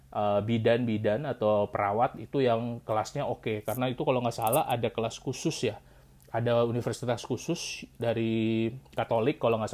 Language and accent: Indonesian; Luwuk, Central Sulawesi, Indonesia; moved away as an adult; also born or lived in Manado; asal gua itu gua lahir dan besar di Luwuk Sulawesi Tengah.